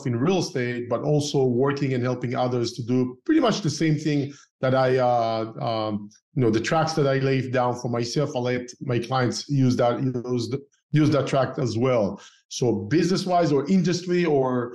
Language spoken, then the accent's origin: English; Israel; moved away as an adult; also born or lived in Tel Aviv, Israel / Northern California, United States; now in Southern California, United States; I used to live in Israel, right? And I started investing while I grew up in Israel. While I used to live in Tel Aviv as a young engineer